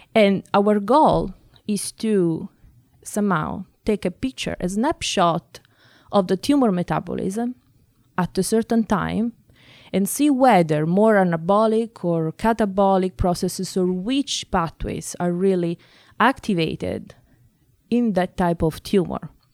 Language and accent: English; Italy; moved away as an adult; now in Boston, United States; I grew up in Italy. uh, that is my own country.